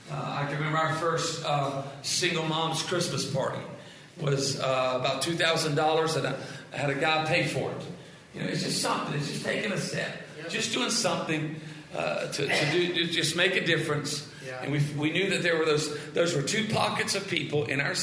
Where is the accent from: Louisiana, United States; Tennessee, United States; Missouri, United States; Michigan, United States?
Louisiana, United States; South; I'm from South Louisiana.